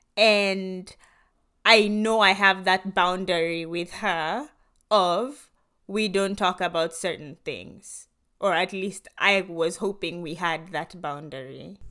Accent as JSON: {"language": "English", "country": "Kenya", "tie": "born or raised there", "moved": "as an adult", "lives_now": "United States", "said": "growing up in Kenya"}